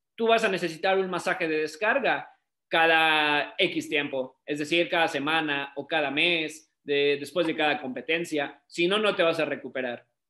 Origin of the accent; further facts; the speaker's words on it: Mexico; soy fisioterapeuta, soy de México